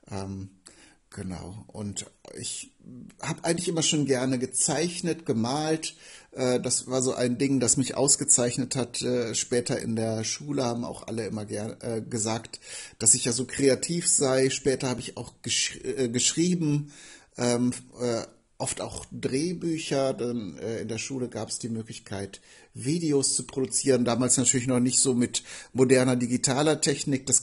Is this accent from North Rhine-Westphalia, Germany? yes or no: yes; Bünde, North Rhine-Westphalia, Germany; ich stamme aus Bünde in Westfalen. Da, dort bin ich geboren und aufgewachsen, habe auch große Teile meines Lebens hier verbracht, habe viele Freunde hier, bin auch vor zwei Jahren wieder in diese Region gezogen